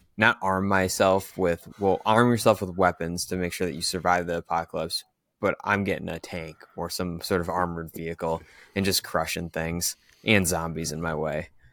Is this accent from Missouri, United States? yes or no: no; Green Bay, Wisconsin, United States; I'm from the Green Bay area